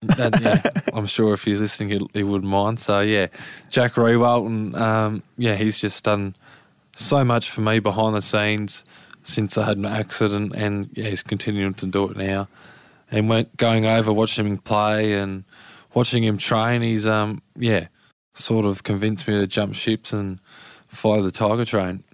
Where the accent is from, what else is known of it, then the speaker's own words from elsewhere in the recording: Lauderdale, Tasmania, Australia; down in Lauderdale. So I've been a Lauderdale boy through and through